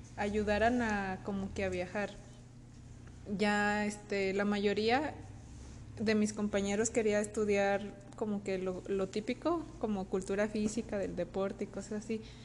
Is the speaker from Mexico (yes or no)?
yes; Mexico; como mexicano